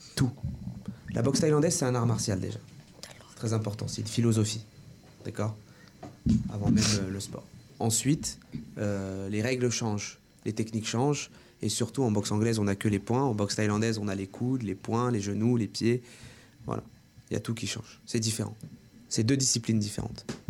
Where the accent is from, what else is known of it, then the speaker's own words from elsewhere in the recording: Orléans, Centre-Val de Loire, France; je suis né en France. J'ai vécu euh, toute ma vie à la source. Euh, je suis orléanais